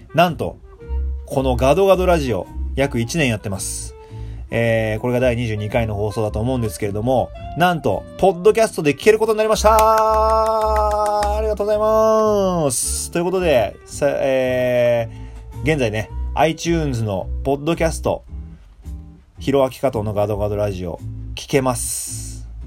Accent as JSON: {"language": "Japanese", "country": "Japan", "tie": "born or raised there", "moved": "yes", "said": "年明けに日本に帰ってたんですけど"}